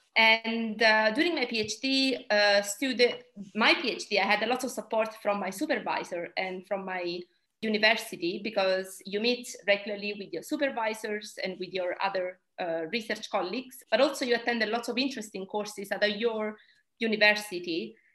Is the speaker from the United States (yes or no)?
no; Italy; moved away as an adult; now in United Kingdom; I'm originally from Italy, but I've been in the UK for the last 10 years.